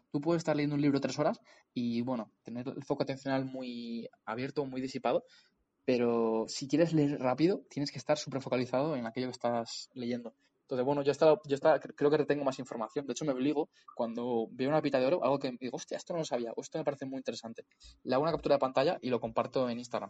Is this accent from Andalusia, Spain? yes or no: no; Community of Madrid, Spain; soy un emprendedor de la Comunidad de Madrid